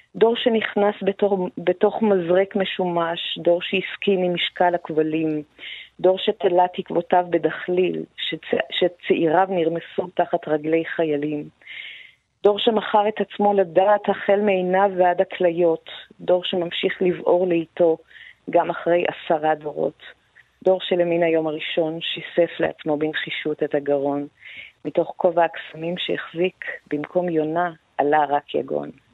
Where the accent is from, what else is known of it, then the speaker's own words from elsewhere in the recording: Iran; now in Israel; לא פחות כישראלית מאשר כאני האיראנית